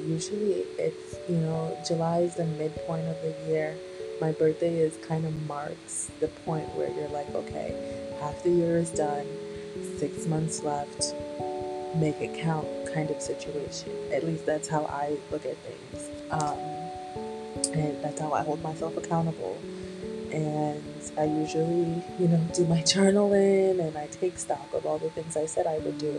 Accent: Jamaica; being Caribbean, being Jamaican

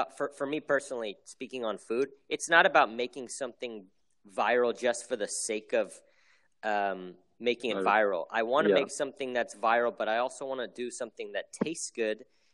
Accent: United States; I'm Korean American

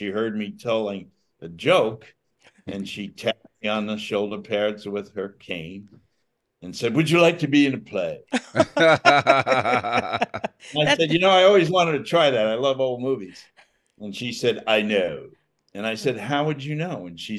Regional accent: Long Island, New York, United States; also born or lived in Connecticut; I grew up in Long Island.

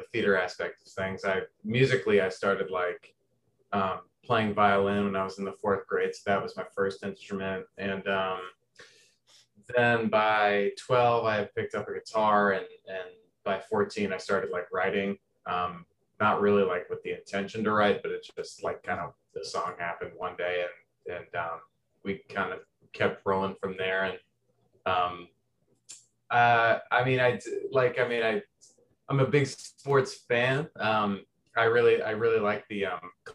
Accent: near Louisville, Kentucky, Southern Indiana, United States; basketball was my first language coming from Southern Indiana. I'm from 10 minutes outside of Louisville, Kentucky

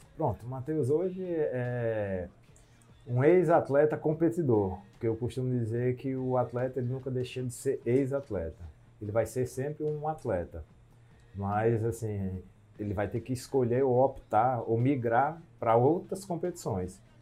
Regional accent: João Pessoa, Paraíba, Brazil; de um clube mais tradicional de João Pessoa, cidade onde eu nasci

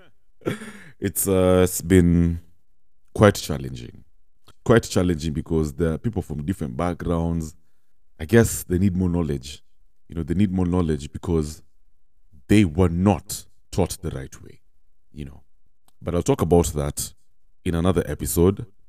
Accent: Kenya; as Kenyans, as Kenyan youth especially

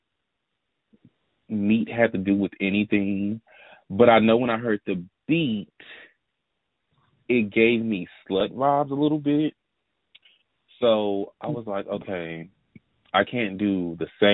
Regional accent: the South, United States; I'm from the South

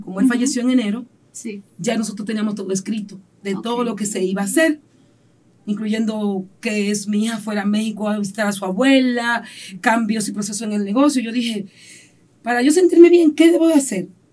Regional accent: San Pedro de Macorís, Dominican Republic; also born or lived in Santo Domingo; Me nací aquí en San Pedro de Macorís, me crié aquí en San Pedro

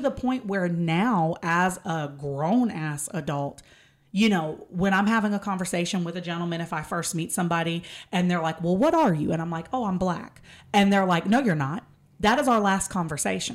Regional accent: Texas, United States; I am an hour and a half away from Jasper, Texas

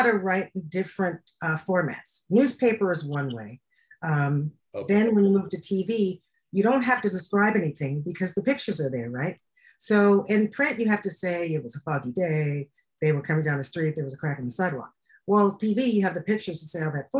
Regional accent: Cleveland, Ohio, United States; moved away as an adult; also born or lived in New York / Columbus, Ohio / Chicago; I'm from Cleveland originally

